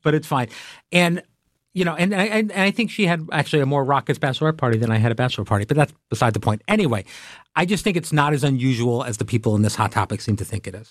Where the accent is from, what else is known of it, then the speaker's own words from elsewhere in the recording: Long Island, New York, United States; I grew up on Long Island